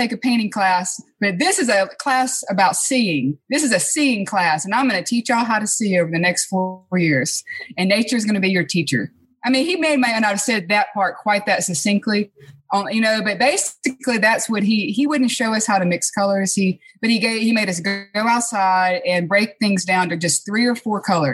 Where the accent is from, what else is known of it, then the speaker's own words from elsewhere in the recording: Clinton, Mississippi, United States; moved away as an adult; also born or lived in Cleveland, Mississippi; now in Grenada, United States; I actually grew up in Clinton. I went to Clinton Public